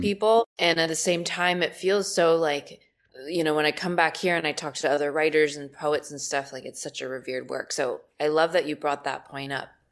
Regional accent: Los Angeles, California, United States; I'm from Los Angeles

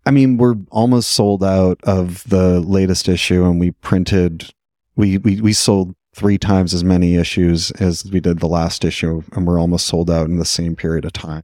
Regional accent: Vancouver, British Columbia, Canada; I'm from Vancouver

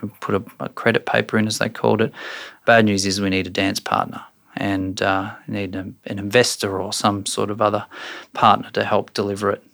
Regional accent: Brisbane, Queensland, Australia; I grew up in Brisbane

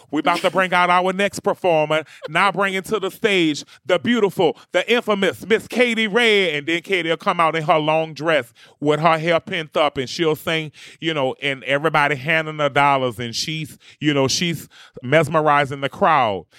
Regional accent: New Orleans, Louisiana, United States; I'm from New Orleans, Louisiana, and I am a bounce music superstar.

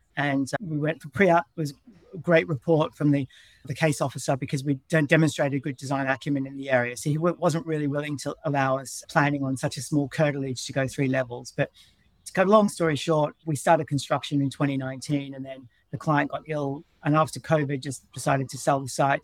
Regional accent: Melbourne, Victoria, Australia; moved away as an adult; also born or lived in Brisbane; now in London, United Kingdom; I'm from Melbourne

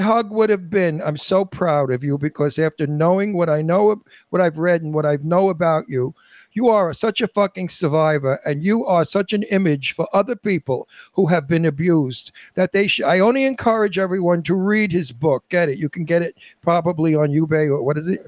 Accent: New York City, New York, United States; I'm from Brooklyn, and I tell it like it is

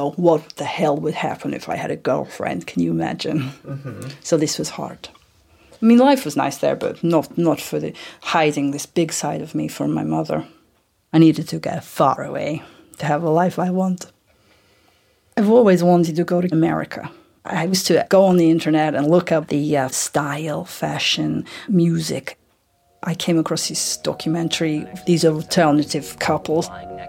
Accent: Vladivostok, Primorsky Krai, Russia; I live most of my life in Vladivostok in Russia.

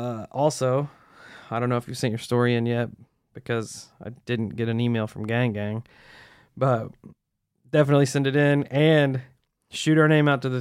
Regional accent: Utah, United States; also born or lived in Arizona; I grew up in Utah. My family moved to Arizona. I briefly moved back to Utah a couple years later.

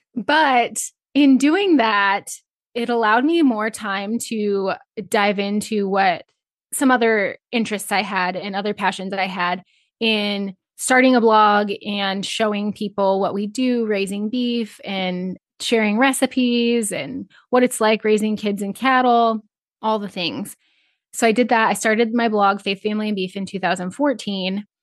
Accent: Northeast Nebraska, United States; I grew up in Northeast Nebraska on a small feed yard.

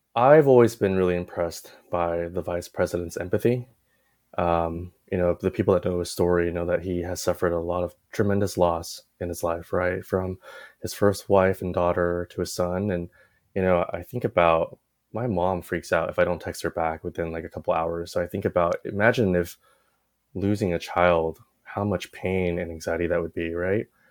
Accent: Walnut, California, United States; also born or lived in Taipei, Taiwan; I grew up in Walnut

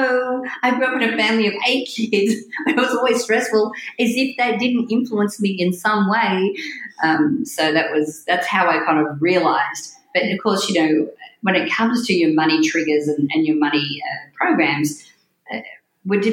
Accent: New South Wales, Australia; moved away as an adult; also born or lived in Sydney, Australia; When I was 18, I left my hometown and moved to Sydney in Australia, which was the big city near me.

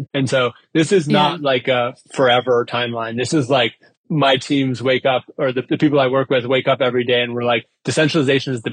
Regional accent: United States; I was born in the United States. I live in the United States now.

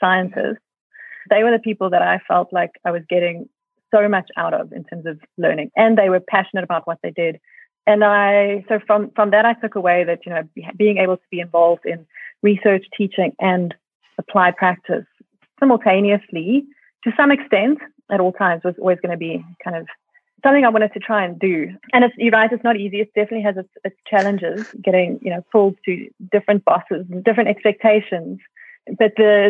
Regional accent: South Africa; also born or lived in Australia; I moved back to South Africa from Australia after my PhD

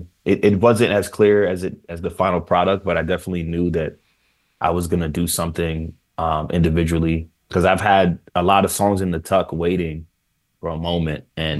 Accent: Jamaica; The food here is, as a Jamaican man, it's really hard to find a real good beef patty.

